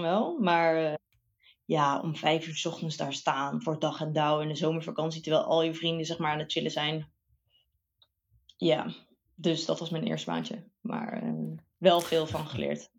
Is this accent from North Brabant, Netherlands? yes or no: yes; Bergen op Zoom, North Brabant, Netherlands; moved away as an adult; also born or lived in Delft / Eindhoven; opgegroeid in Brabant, Berg op Zoom